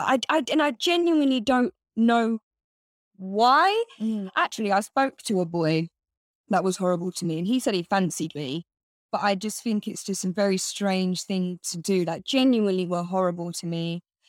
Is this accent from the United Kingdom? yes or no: yes; Bedford, East of England, United Kingdom; So I grew up in a town called Bedford.